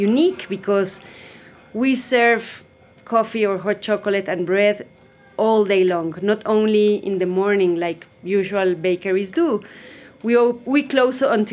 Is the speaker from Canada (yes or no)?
no; Mexico City, Mexico; I'm Mexican from Mexico City. I have lived in Mexico City almost all my life.